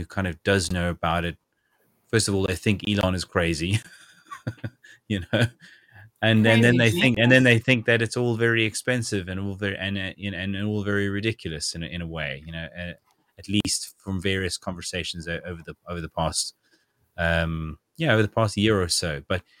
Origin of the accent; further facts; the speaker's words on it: South Africa; Even today, I'm still reading comments from various people I know back in South Africa who are absolutely fed up with the load shedding that is going on even now.